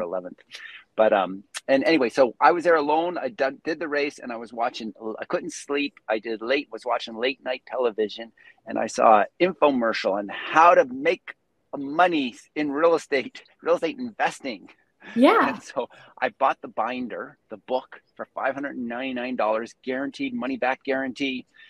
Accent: Prince Edward Island, Canada; now in Calgary, Canada; I'm originally from Prince Edward Island, the far east coast of Canada.

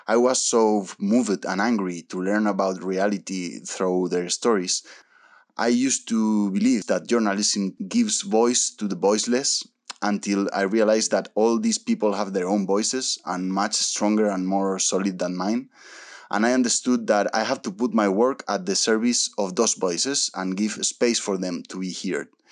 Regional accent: Spain; moved away as an adult; also born or lived in Argentina / Brazil; now in Paraguay; I was born in Argentina, South America, but I grew up in Spain, Europe

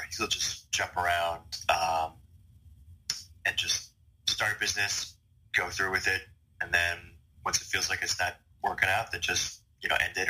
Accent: Bangkok, Thailand; I moved to Bangkok pretty much permanently around the third grade. And yeah, I mean, just growing up in Southeast Asia

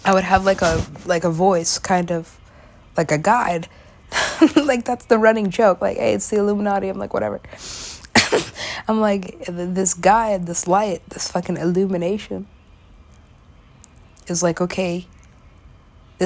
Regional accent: Los Angeles, California, United States; moved away as an adult; now in New York City, United States; that's pretty much my hometown. I wasn't born there, but I was halfway raised there. I was potty trained there. Went to college there. L.A.

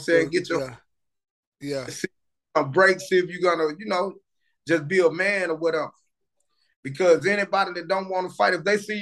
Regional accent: Marshall, Texas, United States; also born or lived in Dallas, Texas; I'm from Marshall, but I fell out of Dallas.

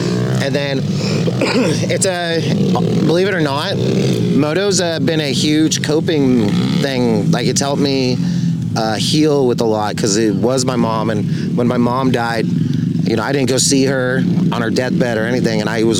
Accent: Mission Hills, California, United States; now in Austin, United States; I was born in Mission Hills, California

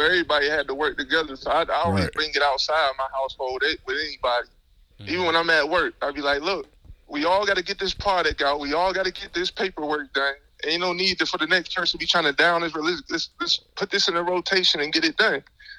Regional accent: the South, United States; You know, I'm from the South. So we like, when I go down there, this ain't nothing.

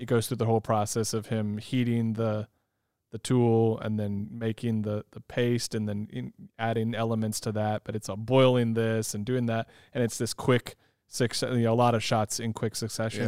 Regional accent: California, United States; I grew up in California

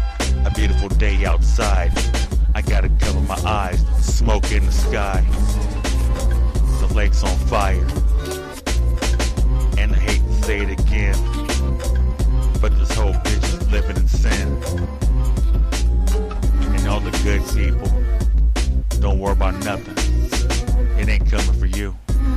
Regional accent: California, United States; Because I love my home state, but we're cursed right now, and we're about to fucking evaporate. And California's falling into the ocean, and the lake's on fire.

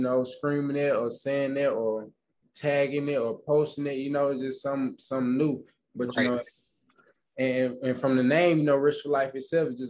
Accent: Pine Bluff, Arkansas, United States; now in Houston, United States; I come from Arkansas Pine Bluff, so it's very small. You know, it's a very, very small country kind of town.

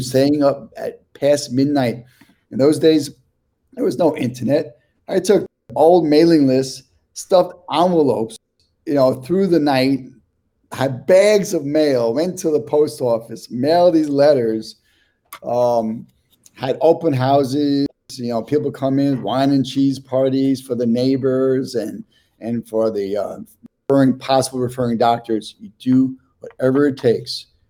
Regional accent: New York City, New York, United States; moved away as an adult; also born or lived in San Francisco / Queens / Jerusalem, Israel; now in New Jersey, United States; I'm born and raised in Washington Heights, Manhattan. Um, that's where this accent comes from.

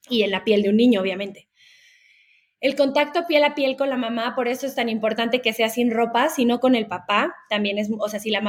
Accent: Puebla, Mexico; born there; Yo estaba, eh, nací en Puebla, pero bueno, ya van para allá.

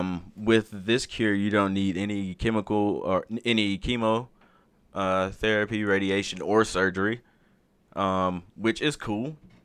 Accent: Alabama, United States; moved away as an adult; now in Utah, United States; And we're both from Alabama.

